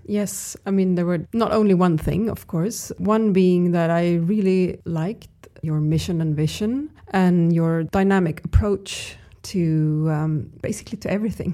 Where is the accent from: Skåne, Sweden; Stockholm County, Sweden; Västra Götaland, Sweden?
Stockholm County, Sweden; Stockholm; I'm from Stockholm.